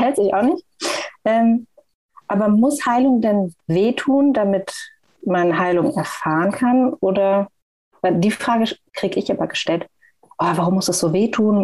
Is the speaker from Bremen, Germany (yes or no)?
no; Frankfurt, Hesse, Germany; ich bin aus Frankfurt